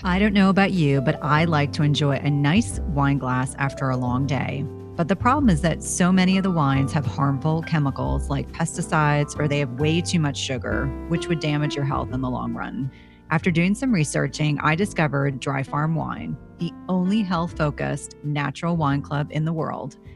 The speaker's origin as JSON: {"language": "English", "region": "New Jersey", "country": "United States", "tie": "born or raised there", "said": "I grew up in New Jersey"}